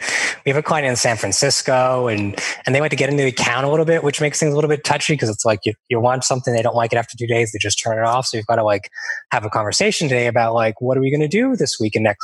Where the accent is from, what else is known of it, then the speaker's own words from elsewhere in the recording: Toronto, Ontario, Canada; also born or lived in Vancouver, Canada / England / Sydney, Australia / Melbourne, Australia; now in Montreal, Canada; I'm originally from Toronto, Canada, and right now I'm based in Montreal, Canada.